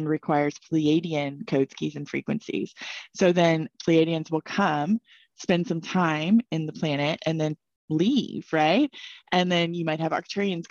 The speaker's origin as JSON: {"language": "English", "town": "Dallas", "region": "Texas", "country": "United States", "tie": "born or raised there", "also_born_or_lived": "Colorado", "moved": "yes", "said": "I grew up in Dallas, Texas"}